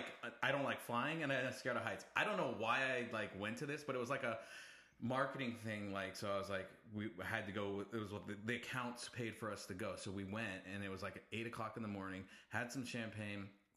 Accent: Santa Clara, California, United States; I was born in Santa Clara.

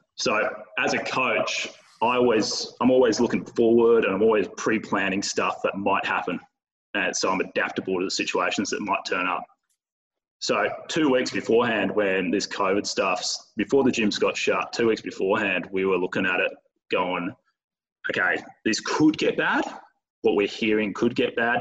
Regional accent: Bunbury, Western Australia, Australia; now in Perth, Australia; I'm from Bunbury. I'm in Perth.

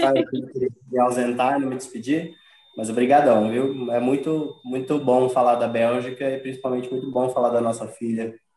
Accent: Brazil; enquanto brasileira

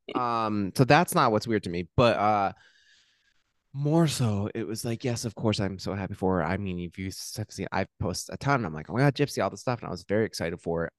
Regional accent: Hillsborough, New Jersey, United States; I'm from Hillsboro

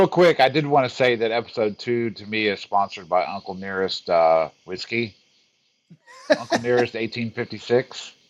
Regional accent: near Fort Knox, Kentucky, United States; I grew up in near Fort Knox.

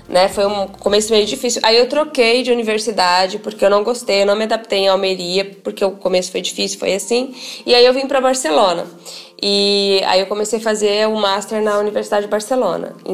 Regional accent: Paraná, Brazil; also born or lived in Spain; Bom, eu sou, eu sempre falo que eu sou interiorana, caipira, adoro ser chamada de caipira, pé vermelho. É, tenho uma ligação muito forte com as minhas raízes, tanto que mesmo morando 14 anos na Espanha

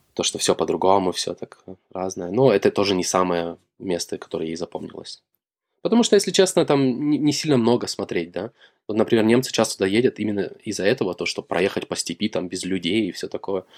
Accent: Shakhtinsk, Karaganda Region, Kazakhstan; moved away as an adult; now in Germany; Город Шахтинск, возле Караганды.

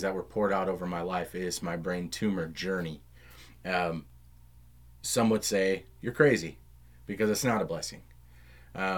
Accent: Round Rock, Texas, United States; 620 was the street I grew up on in Round Rock.

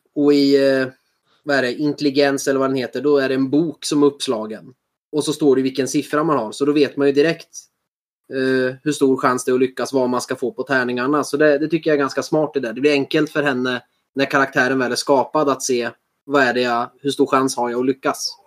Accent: Sweden; oss svenskar

